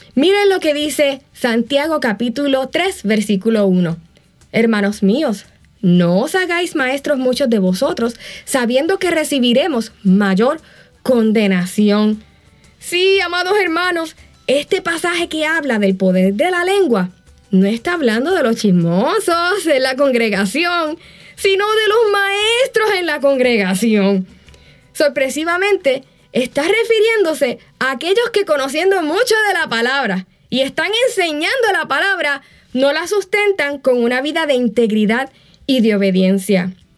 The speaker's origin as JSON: {"language": "Spanish", "country": "Puerto Rico", "moved": "yes", "said": "En ese entonces vivía en Puerto Rico"}